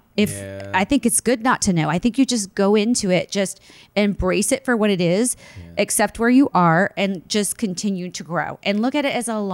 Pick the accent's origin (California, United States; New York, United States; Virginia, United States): California, United States; And I'm like, you think because we're come from California, we're dumb?